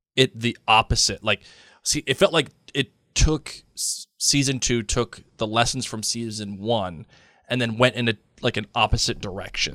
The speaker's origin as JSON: {"language": "English", "country": "United States", "said": "as an American"}